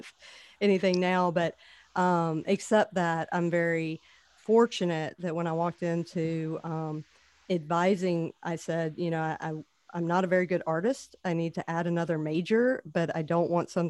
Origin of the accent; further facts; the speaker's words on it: Oxford, Mississippi, United States; moved away as an adult; also born or lived in New Orleans; I am actually from Oxford, Mississippi. So never say never about moving back to your hometown, lived around the world to come back and be able to work at where I grew up